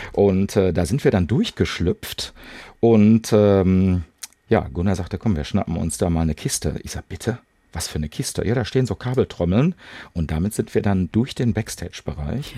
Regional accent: Bochum, North Rhine-Westphalia, Germany; bei uns in Bochum gab es damals das Heusner Viertel

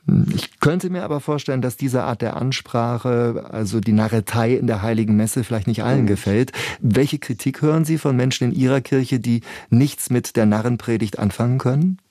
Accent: Northern Germany, Germany; als Norddeutscher

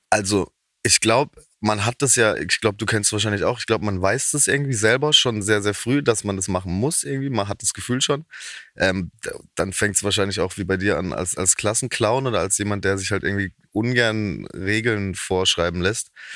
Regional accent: Haslach im Kinzigtal, Baden-Württemberg, Germany; accent: Badisch (Alemannic); da in Haslach, wo ich herkomme

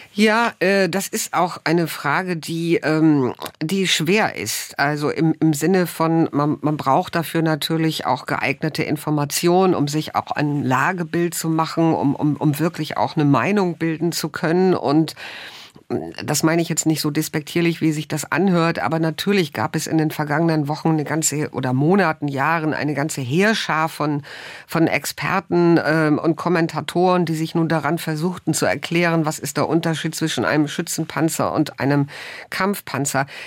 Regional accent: Germany; wir als Deutsche

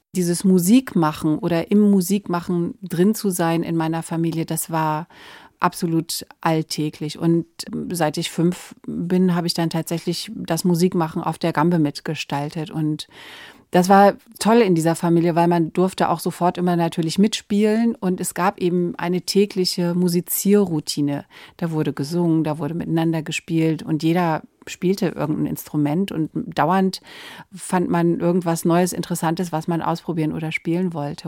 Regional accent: Verden an der Aller, Lower Saxony, Germany; in dem kleinen Ort, wo ich aufgewachsen bin, in Pferden an der Aller

